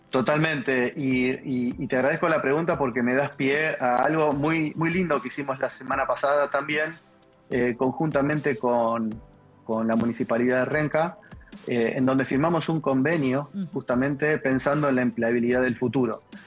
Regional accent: Argentina; algo que en Argentina usamos mucho, que es anulo mufa

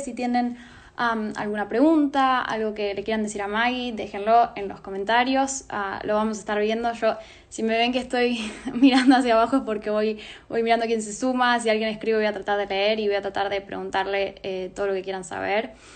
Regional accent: Neuquén, Argentina; now in Fort Lauderdale, United States; yo soy de Neuquén, soy una de las colaboradoras de Nuestra Dada. En este momento estoy viviendo en Estados Unidos, en Fort Lauderdale

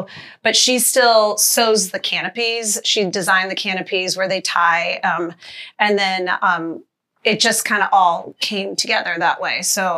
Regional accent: Annapolis, Maryland, United States; Annapolis, Maryland.

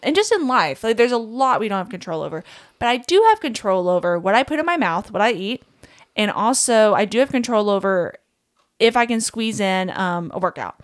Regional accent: Kentucky, United States; I grew up in Kentucky, small town, absolutely love where I'm from

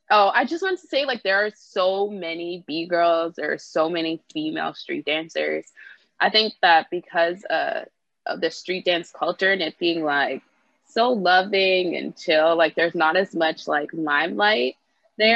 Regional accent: Brampton, Ontario, Canada; moved away as an adult; now in Toronto, Canada; I grew up in Brampton and I now live in Toronto.

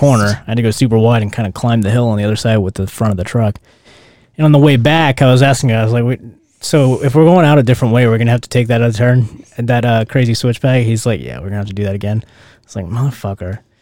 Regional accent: Louisiana, United States; moved away; I grew up in Louisiana where it rained

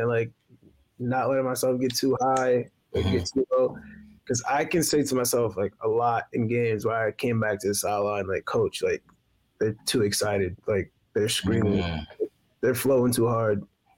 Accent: New York City, New York, United States; moved away; also born or lived in Massachusetts; everybody is real close. Not everybody knows everybody in my neighborhood from Hollis, Queens

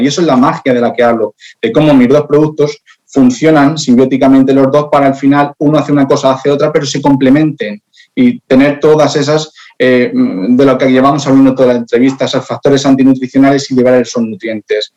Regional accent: Spain; yo soy español

